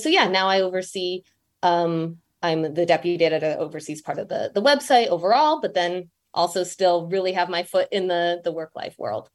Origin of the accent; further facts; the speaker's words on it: Michigan, United States; moved away as an adult; also born or lived in London; now in New York, United States; I'm from Michigan.